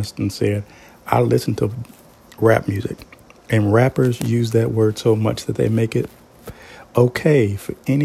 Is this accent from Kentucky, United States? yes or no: yes; Kentucky, United States; my home state of Kentucky